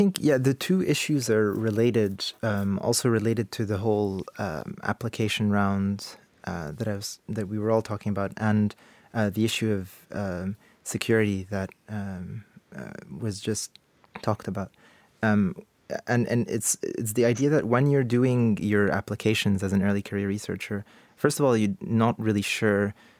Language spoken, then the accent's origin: English; Canada; now in United Kingdom; I'm a Canadian citizen working in the UK, and my stay in the UK is kind of conditional on a job that I could get here, right?